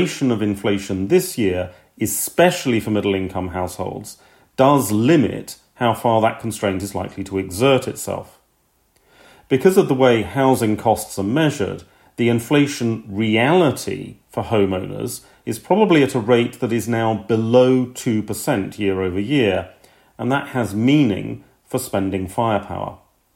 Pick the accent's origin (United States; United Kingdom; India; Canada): United Kingdom; being British